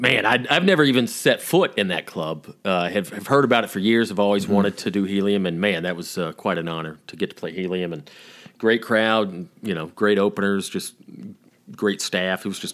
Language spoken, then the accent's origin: English; the South, Southern United States, United States; accent: Southern